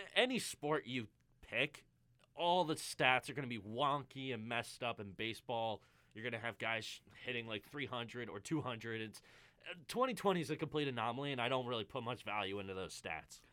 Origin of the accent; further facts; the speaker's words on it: Philadelphia, Pennsylvania, United States; I'm from Philadelphia area.